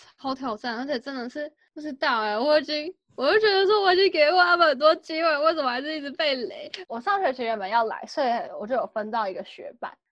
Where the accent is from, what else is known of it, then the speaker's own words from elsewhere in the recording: Taiwan; moved away as an adult; now in Seoul, South Korea; 我都说我是台湾人